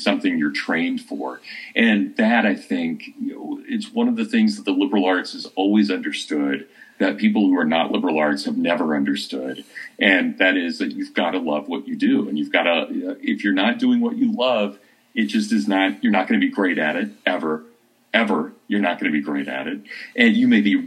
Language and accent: English; Kansas, United States; moved away as an adult; now in Hillsdale, United States; growing up in Kansas